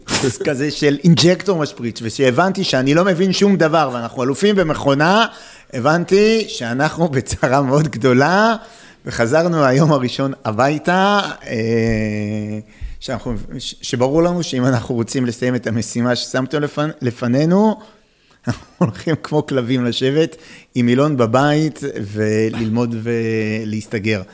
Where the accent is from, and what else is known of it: Israel; also born or lived in Netherlands